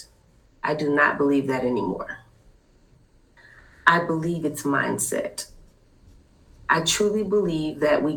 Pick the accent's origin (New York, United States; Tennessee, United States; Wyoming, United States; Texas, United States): Texas, United States; Fort Worth; now I'm actually from Fort Worth